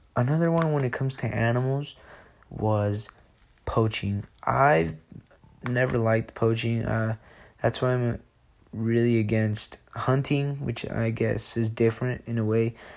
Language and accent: English; Jalisco, Mexico; now in Sandy, United States; I am from Jalisco, Mexico, and I lo-, now live in Sandy, Utah